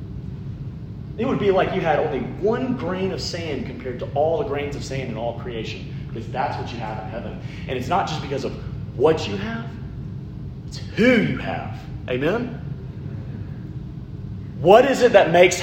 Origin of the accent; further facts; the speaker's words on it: Alabama, United States; I'm from Alabama